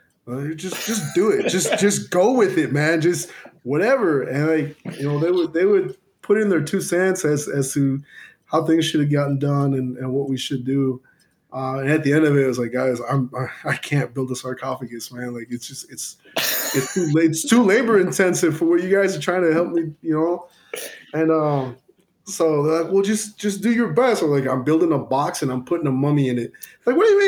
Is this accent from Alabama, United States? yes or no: no; Chicago, Illinois, United States; growing up in Chicago